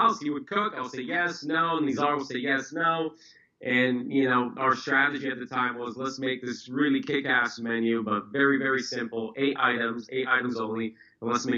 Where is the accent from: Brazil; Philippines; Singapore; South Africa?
Brazil; now in United States; I was actually born and raised in Brazil, moved to the States right around 2001